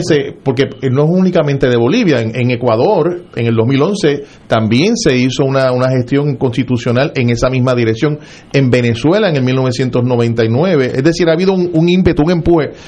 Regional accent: Puerto Rico; somos una nación distinta

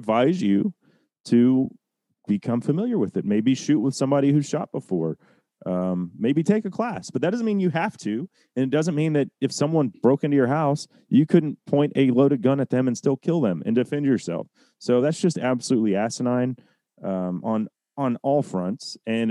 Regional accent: Dallas, Texas, United States; where I grew up in the Dallas area.

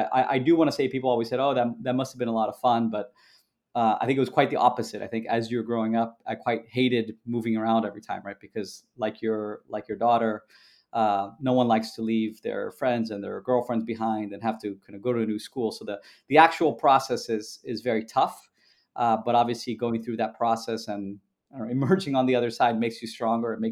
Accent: Canada; born there; also born or lived in Peru / Brazil / United States; you know I was born in Canada, lived in Canada, Peru, you know Brazil, obviously a bunch of times, always in in Brasilia, the capital um, in the in the U.S.

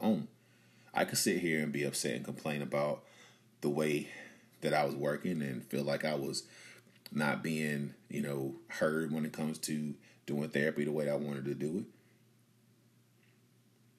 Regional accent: Bunn, North Carolina, United States; my hometown of Bun, North Carolina

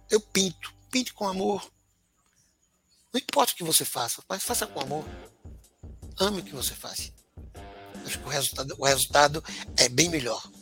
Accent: Alagoas, Brazil; Sou neto de sertanejo, comendo meu queijo de coalha com rapadura.

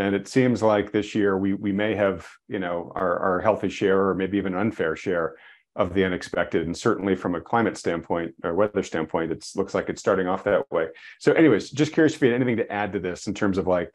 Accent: New England, United States; I grew up on the Atlantic seaboard and up in New England

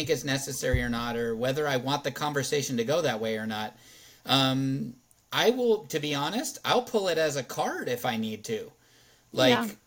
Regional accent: California, United States; we came from California and had all these crazy COVID lockdowns and all this stuff

